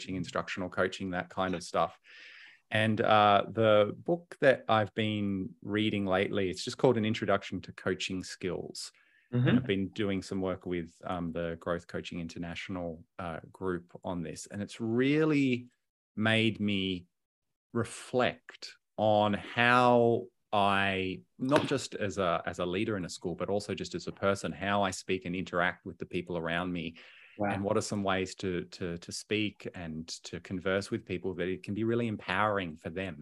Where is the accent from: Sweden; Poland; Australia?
Australia; Hobart, Tasmania; now in Melbourne, Australia; I was born and raised in Hobart. I'm a Tassie boy